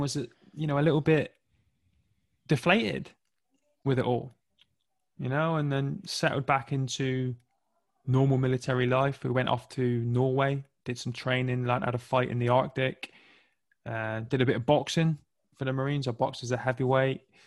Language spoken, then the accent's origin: English; Plymouth, South West England, United Kingdom; I grew up in the southwest of England, uh, in a county called Devon, in a little city called Plymouth